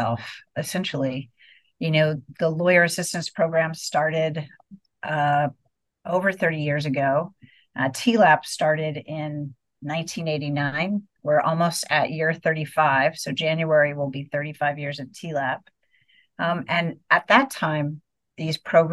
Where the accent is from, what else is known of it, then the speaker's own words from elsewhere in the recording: Houston, Texas, United States; moved away as an adult; also born or lived in Seattle, United States / Austin, United States; I grew up in Houston and went to Austin to UT for undergrad.